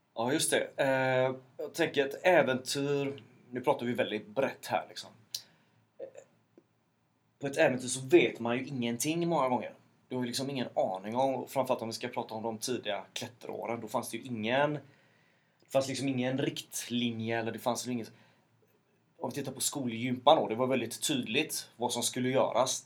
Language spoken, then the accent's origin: Swedish; Mölndal, Västra Götaland, Sweden; born or raised there